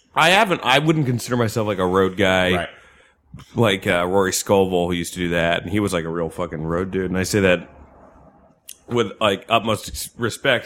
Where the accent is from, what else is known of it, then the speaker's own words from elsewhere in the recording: New Jersey, United States; I grew up in Jersey